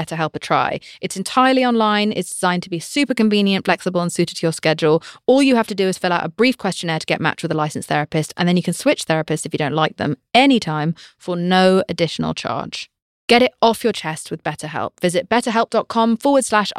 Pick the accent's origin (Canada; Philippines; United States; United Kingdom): United Kingdom; I'm British